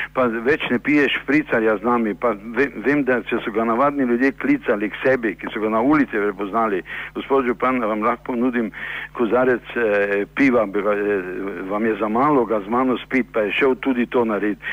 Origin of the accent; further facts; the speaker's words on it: Maribor, Slovenia; smo Mariborčani